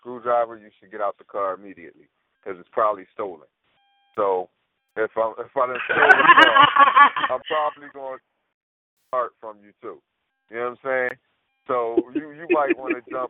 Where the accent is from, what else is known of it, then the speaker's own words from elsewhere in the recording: Philadelphia, Pennsylvania, United States; I'm from North Philly